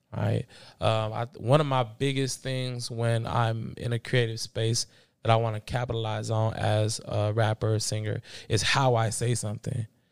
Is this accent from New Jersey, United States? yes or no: no; Bay Area, California, United States; also born or lived in Los Angeles, California / Belize (ancestry); I moved to the Bay Area going into fourth grade